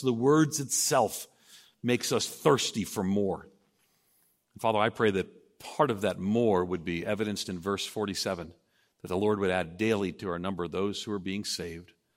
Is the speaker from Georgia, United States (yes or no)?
no; Long Island, outside New York City, United States; moved away; I grew up outside of New York City on Long Island